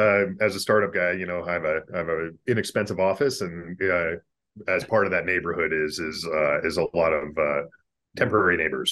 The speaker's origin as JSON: {"language": "English", "town": "Boise", "region": "Idaho", "country": "United States", "tie": "born or raised there", "said": "that's kind of where I grew up in Boise, Idaho."}